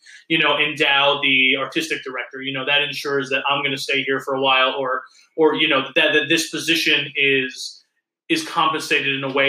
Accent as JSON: {"language": "English", "town": "Alpena", "region": "Michigan", "country": "United States", "said": "well, I'm proud that I'm from Alpena because I have Thunder Bay Theater."}